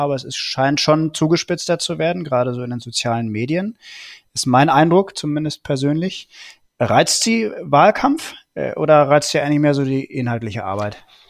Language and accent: German; Germany